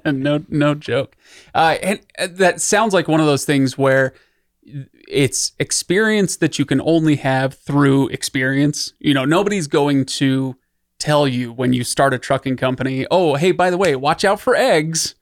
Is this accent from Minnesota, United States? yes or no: no; Utah, United States; also born or lived in Idaho; I grew up in Utah and Idaho